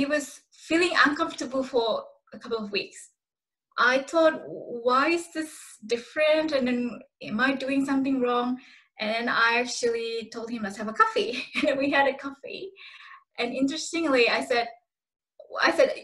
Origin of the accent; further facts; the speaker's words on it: Indonesia; now in Australia; I come from Indonesia